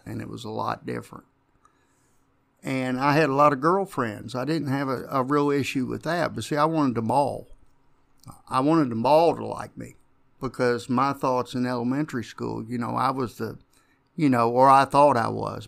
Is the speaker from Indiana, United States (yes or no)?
yes; Jeffersonville, Indiana, United States; Grew up in Jeffersonville